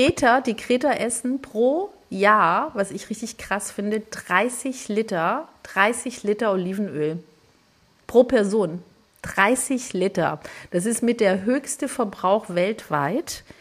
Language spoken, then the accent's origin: German; northern Greece, Greece; moved away; bei uns in Nordgriechenland